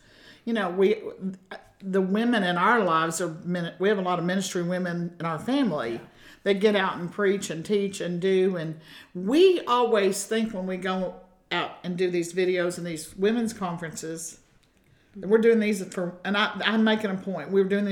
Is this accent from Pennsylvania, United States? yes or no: no; Kentucky, United States; I'm from Kentucky